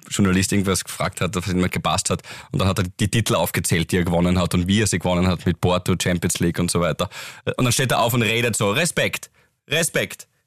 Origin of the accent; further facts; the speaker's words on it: Graz, Styria, Austria; Wir sind ja Grazer Burm.